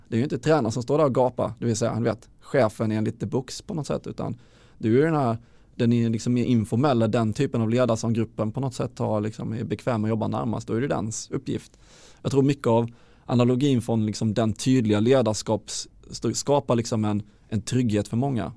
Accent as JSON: {"language": "Swedish", "town": "Halmstad", "region": "Halland County", "country": "Sweden", "also_born_or_lived": "Luleå", "moved": "as an adult", "said": "jag är från Halmstad från början"}